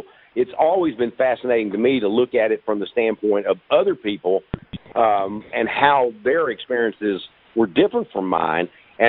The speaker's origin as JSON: {"language": "English", "region": "Texas", "country": "United States", "said": "Hey, I'm from Texas."}